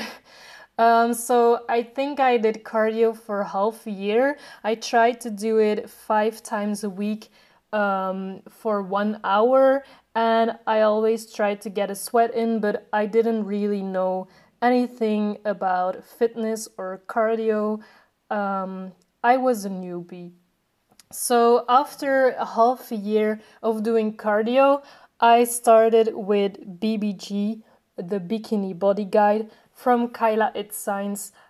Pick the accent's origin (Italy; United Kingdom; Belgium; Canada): Belgium; I am 23 years old and I am from Belgium.